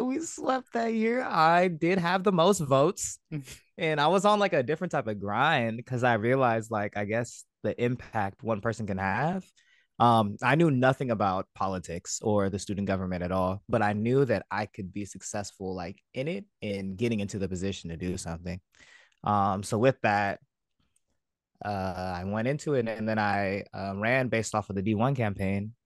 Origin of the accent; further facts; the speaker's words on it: American Canyon, California, United States; also born or lived in Vallejo / San Diego; I grew up in American Canyon. Uh, I lived in Vallejo for some time as well. Um, that is in Northern California